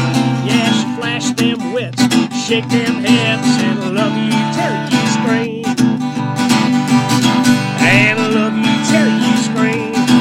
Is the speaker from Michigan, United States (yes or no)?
yes; Detroit, Michigan, United States; also born or lived in Italy; I'm from Detroit.